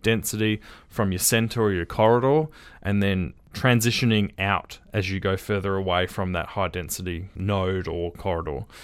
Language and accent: English; Perth, Western Australia, Australia; One of the, uh, duplexes I grew up in was in Riverton